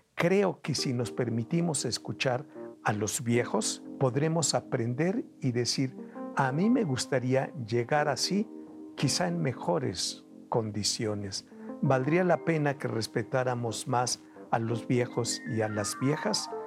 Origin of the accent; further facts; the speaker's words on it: Veracruz, Mexico; moved away; also born or lived in Mexico City; Me voy a Veracruz, de donde soy oriundo